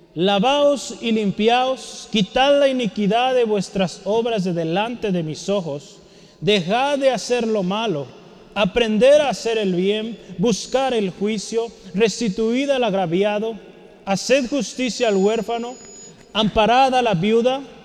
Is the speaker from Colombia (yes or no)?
no; Mexico; Como mexicanos